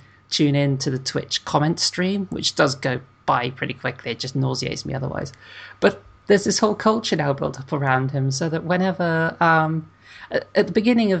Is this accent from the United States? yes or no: no; United Kingdom; I'm British